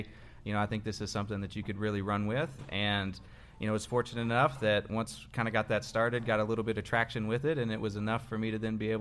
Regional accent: Lexington, Kentucky, United States; I'm from here in Lexington, grew up, went to Paul Lawrence Dunbar

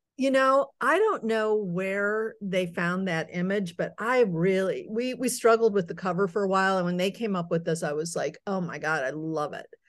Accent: Akron, Ohio, United States; also born or lived in New York; now in Chicago, United States; I grew up in Akron, Ohio

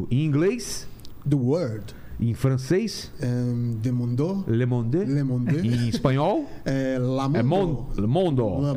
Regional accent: ABC Paulista, São Paulo, Brazil; sou do ABC

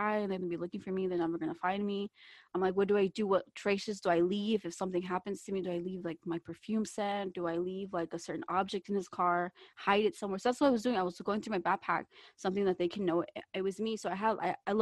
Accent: Kentucky, United States; moved away

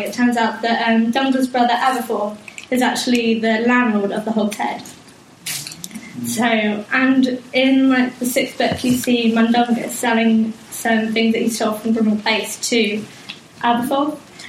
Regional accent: South West England, United Kingdom; I'm from Cornwall

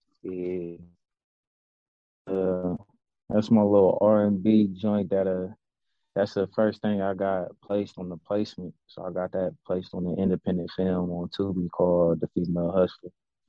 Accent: Columbus, Ohio, United States; And I'm from Columbus, Ohio, born and raised. I'm 34 years old, man.

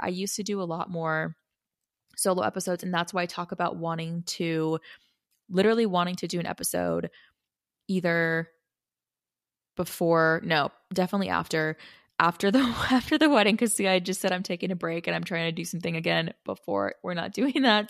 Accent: Arizona, United States; I'm from Arizona

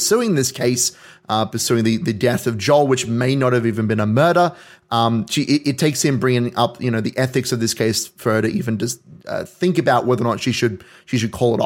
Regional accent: Hawkesbury, New South Wales, Australia; I grew up sort of in the Hawkesby area, so not quite, we didn't quite have farmland, but we had acres

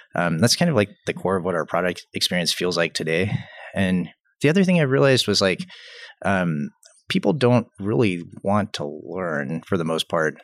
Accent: Atlanta, Georgia, United States; I grew up in Atlanta, Atlanta, Georgia

